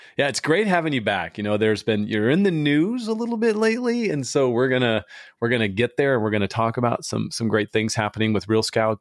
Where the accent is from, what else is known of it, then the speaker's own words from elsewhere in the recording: San Diego, California, United States; moved away as an adult; I grew up in San Diego for, I was there for almost forty years